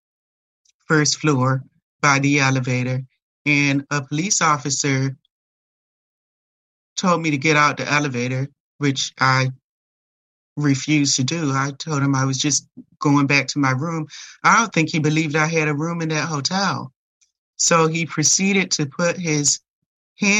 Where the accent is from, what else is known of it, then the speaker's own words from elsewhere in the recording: New York, United States; I'm from New York